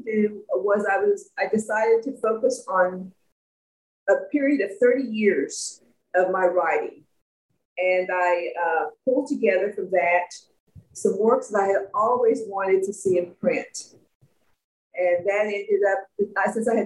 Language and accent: English; McGregor, Texas, United States; also born or lived in Austin, Texas; I was born in a little town about 90 miles north of Austin called McGregor.